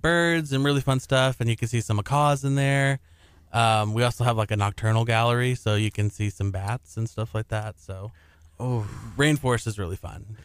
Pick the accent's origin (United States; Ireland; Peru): United States; Houston, Texas; I'm from Southeast Houston